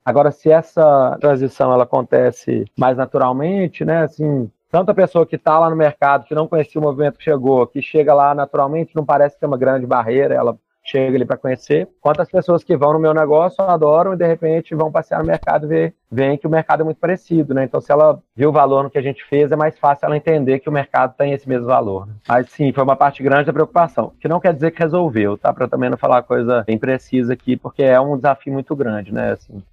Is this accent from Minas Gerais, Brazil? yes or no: yes; Belo Horizonte, Minas Gerais, Brazil; eu sou de Belo Horizonte